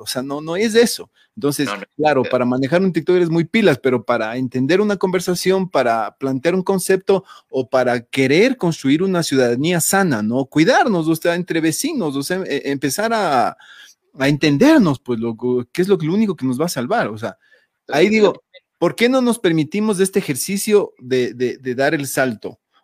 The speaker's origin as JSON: {"language": "Spanish", "country": "Ecuador", "said": "como ecuatorianos"}